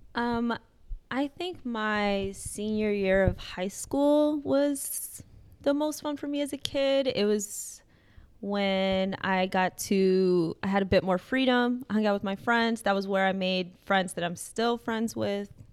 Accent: Chicago, Illinois, United States; moved away as an adult; now in Providence, United States; that's my hometown. I'm from Chicago

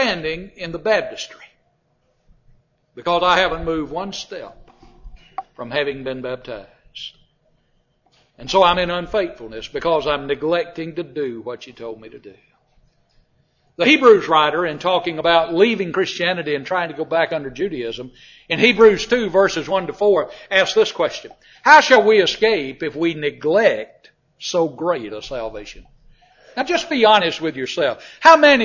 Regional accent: Georgia, United States; a middle Georgia town that was a whole lot bigger than where I lived

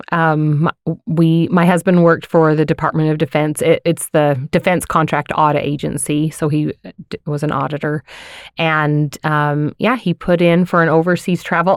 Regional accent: Layton, Utah, United States; now in Farmington, United States; I grew up in Layton

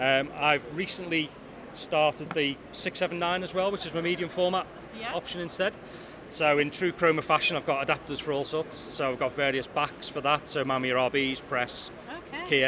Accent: Liverpool, North West England, United Kingdom; I'm a Scouser

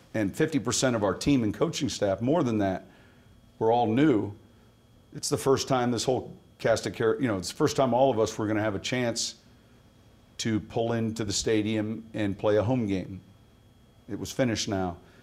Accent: Chicago, Illinois, United States; also born or lived in San Mateo, California / Pennsylvania; I'm from Chicago

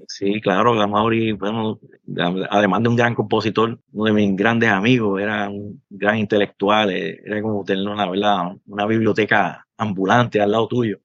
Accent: Ciales, Puerto Rico; also born or lived in Manatí; yo soy del pueblo de Ciales, aunque nací en Manatí

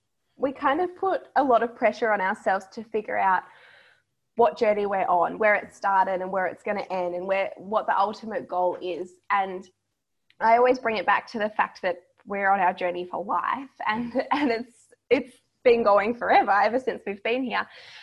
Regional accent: Tom Price, Western Australia, Australia; growing up in Tom Price

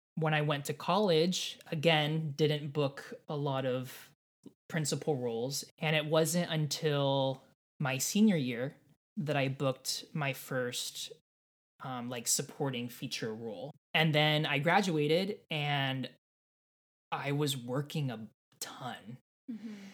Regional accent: Irvine, California, United States; also born or lived in Laguna Hills, California; I grew up in Southern California in Orange County. Um, I always say born and raised in Irvine. I wasn't born in Irvine. I was born in like Laguna Hills

